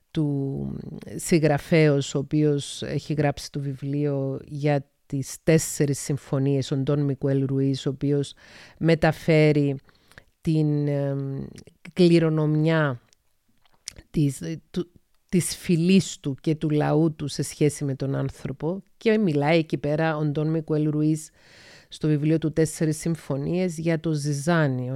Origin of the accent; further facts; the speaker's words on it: Paphos, Paphos District, Cyprus; also born or lived in Thessaloniki, Greece; κατάγομαι από την Κύπρο, γεννήθηκα στις 4 Μαΐου 1975 στην Πάφο της Κύπρου